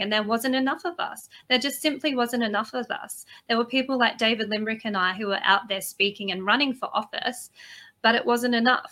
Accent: Australia

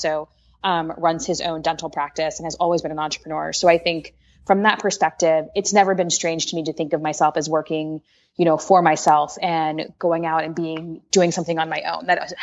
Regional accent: Washington, District of Columbia, United States; I grew up in Washington, D.C.

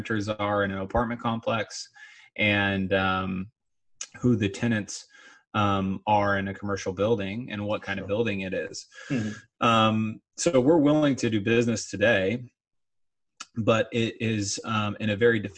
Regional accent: Long Beach, California, United States; I'm from Long Beach

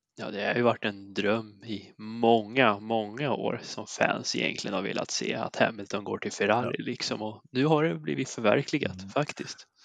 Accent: Värmland, Sweden; som värmlänning

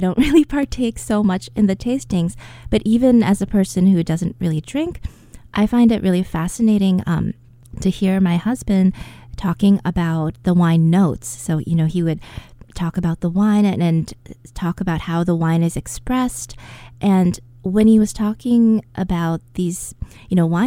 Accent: United States; I'm an American

